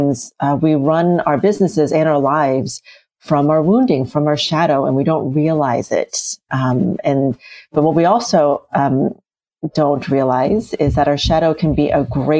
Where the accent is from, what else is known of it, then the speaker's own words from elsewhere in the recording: United States; when we moved to the US, I was a little kid, and we moved into the projects